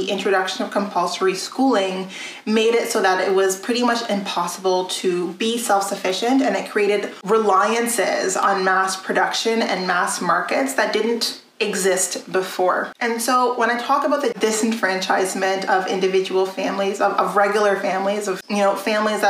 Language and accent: English; a very small French community, Alberta, Canada; moved away; also born or lived in Edmonton, Alberta / Ontario; I was born in Edmonton, Alberta, and raised in a very small French community before moving out to Ontario.